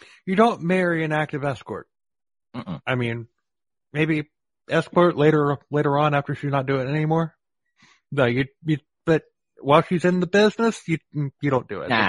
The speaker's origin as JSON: {"language": "English", "region": "Florida", "country": "United States", "said": "We're both from Florida. We're two crazy Florida men"}